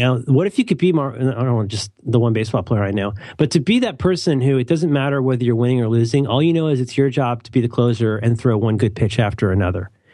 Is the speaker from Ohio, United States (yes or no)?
yes; Cincinnati, Ohio, United States; I grew up in Cincinnati